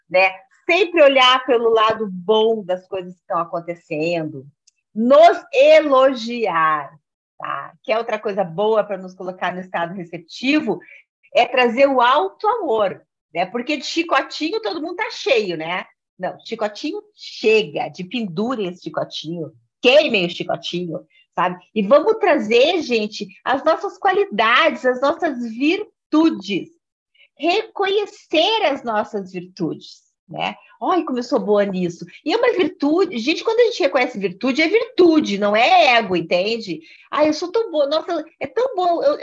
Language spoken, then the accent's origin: Portuguese; Rio Grande do Sul, Brazil; now in Brasília, Brazil; é, eu não falei, eu sou gaúcha, até por isso que eu estou tomando um matezinho aqui